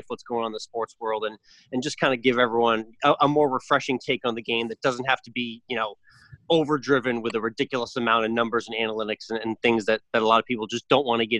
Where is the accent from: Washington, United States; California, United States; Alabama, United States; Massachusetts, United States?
Massachusetts, United States; just outside Boston; growing up just outside the city of Boston